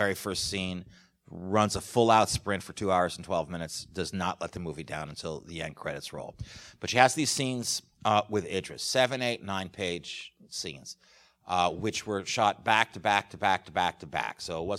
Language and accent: English; New York, United States; But I grew up in New York, and my parents took me to the theater all the time, starting from a very young age.